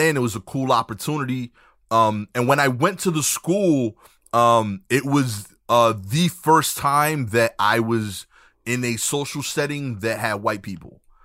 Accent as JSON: {"language": "English", "town": "New York City", "region": "New York", "country": "United States", "tie": "born or raised there", "said": "I'm from Brooklyn. I grew up in Brooklyn"}